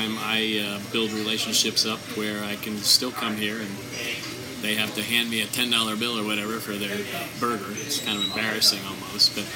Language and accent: English; Ocean City, New Jersey, United States; moved away as an adult; now in Washington, United States; I grew up just outside Ocean City, New Jersey